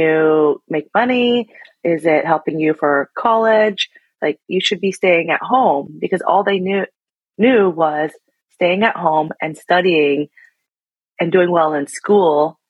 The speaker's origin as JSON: {"language": "English", "town": "Seattle", "region": "Washington", "country": "United States", "tie": "born or raised there", "said": "My ethnicity, I'm Vietnamese. And then I was born here in Seattle. And so I will identify as Vietnamese American"}